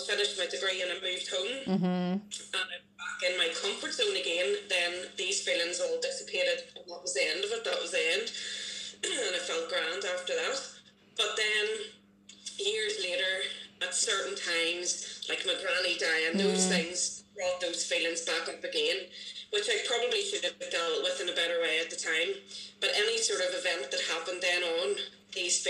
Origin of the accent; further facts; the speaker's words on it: Bangor, United Kingdom; I am from Bangor